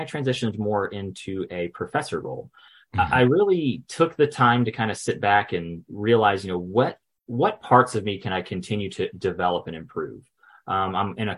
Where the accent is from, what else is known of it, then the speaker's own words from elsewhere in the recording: Gainesville, Florida, United States; I'm from Gainesville, Florida.